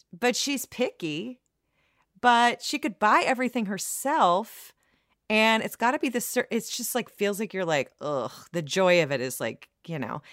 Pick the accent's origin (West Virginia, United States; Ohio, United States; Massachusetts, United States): Ohio, United States; also born or lived in Iowa; grew up in Ohio